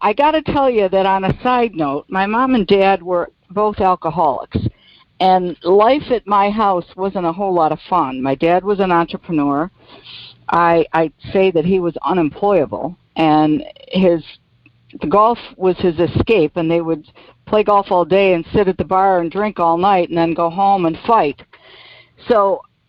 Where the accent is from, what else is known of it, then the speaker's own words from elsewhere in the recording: Silver Creek, New York, United States; moved away as an adult; also born or lived in Buffalo, New York / Florida; I'm from Silver Creek, New York